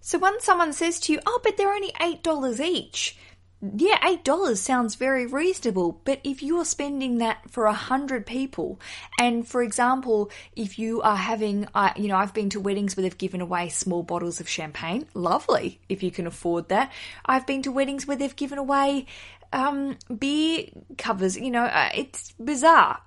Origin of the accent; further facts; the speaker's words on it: Australia; as an Australian visiting America